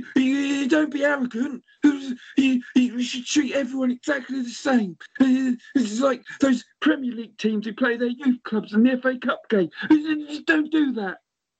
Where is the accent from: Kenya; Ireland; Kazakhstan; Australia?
Kenya; now in United Kingdom; I'm actually an English elephant because I got my dual citizenship, but I'm originally from Kenya.